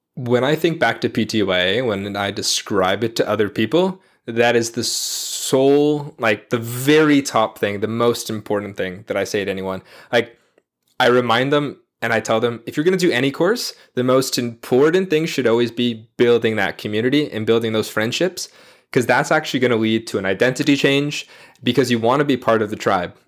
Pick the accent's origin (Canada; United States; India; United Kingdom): Canada; Toronto, Ontario; I'm from Toronto originally.